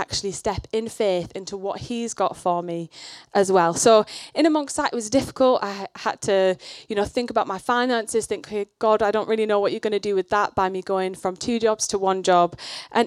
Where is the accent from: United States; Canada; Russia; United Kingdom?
United Kingdom; the north of England; I grew up in the north of England. You can probably tell my accent's a bit weird